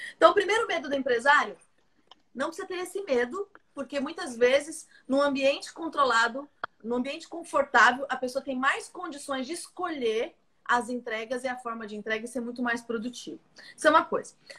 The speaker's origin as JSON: {"language": "Portuguese", "country": "Brazil", "said": "nós brasileiros"}